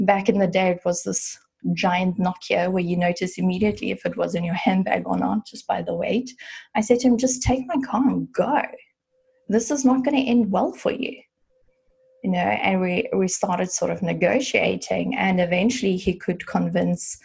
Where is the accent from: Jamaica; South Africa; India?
South Africa; I grew up in South Africa and there you get it from the age of 18